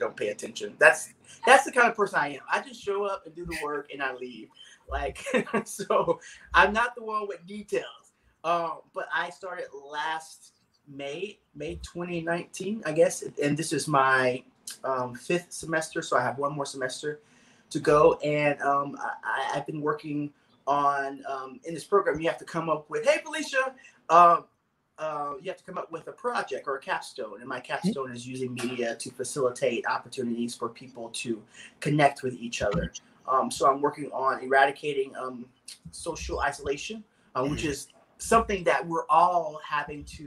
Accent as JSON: {"language": "English", "town": "Dallas", "region": "Texas", "country": "United States", "said": "I'm from Dallas, Texas"}